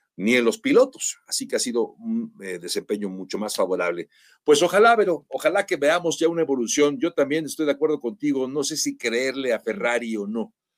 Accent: Mexico; nosotros como mexicanos

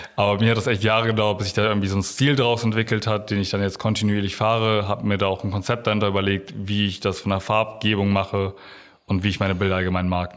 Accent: Oldenburg, Lower Saxony, Germany; also born or lived in Bramsche; ich bin nicht hier geboren, aber ich glaube, seitdem ich eins oder zwei bin

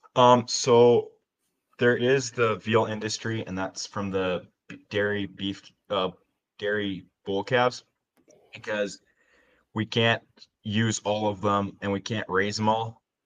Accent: Alberta, Canada; I'm from Alberta.

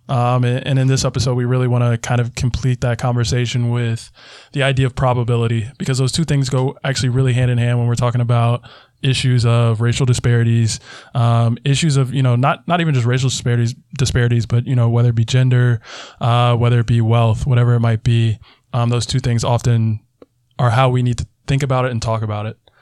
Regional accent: South Carolina, United States; my home state for an example. South Carolina

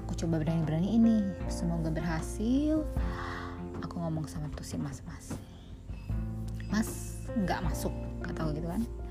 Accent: Bogor, West Java, Indonesia; Saya dari Bogor

